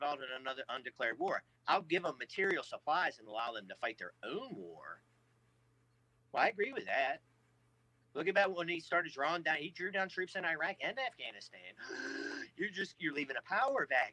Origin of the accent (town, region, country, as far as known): United States